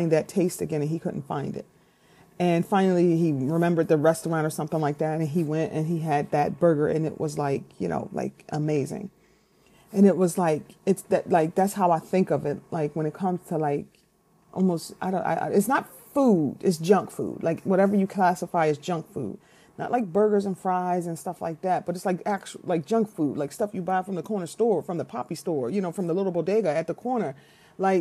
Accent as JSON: {"language": "English", "town": "Philadelphia", "region": "Pennsylvania", "country": "United States", "said": "I'm from Philly"}